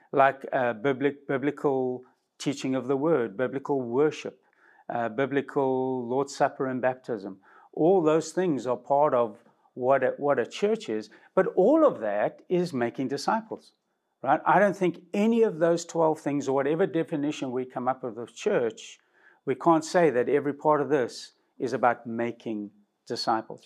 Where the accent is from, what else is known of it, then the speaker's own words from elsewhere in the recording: South Africa; now in United States; from my original country, I came from South Africa